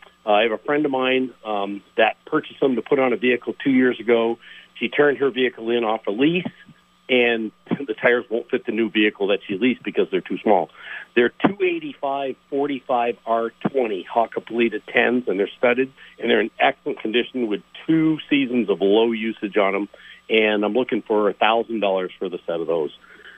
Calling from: Milton, Vermont, United States; Well, I'm calling from Milton.

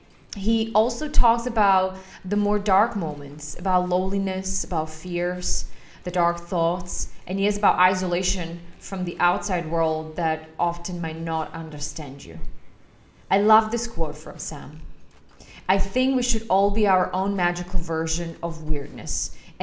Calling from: Bratislava, Bratislava Region, Slovakia; For a change, I am calling in from Bratislava, which I'm very happy about.

